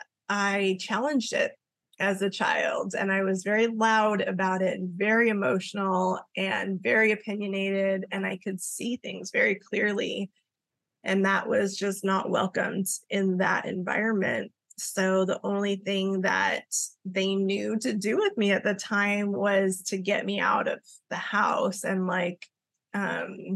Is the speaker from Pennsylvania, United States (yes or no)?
no; Los Angeles, California, United States; my mom is from Okinawa, Japan, and my dad is Welsh, and we grew up in Los Angeles, California